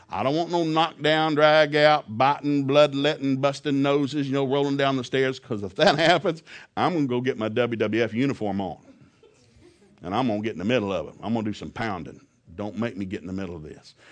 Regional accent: the South, United States; Now, I grew up in the South.

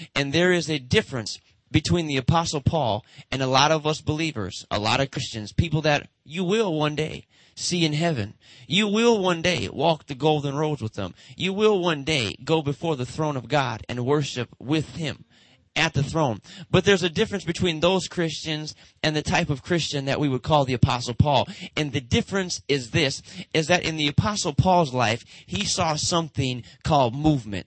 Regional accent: Detroit, Michigan, United States; Motown. That's where I'm from

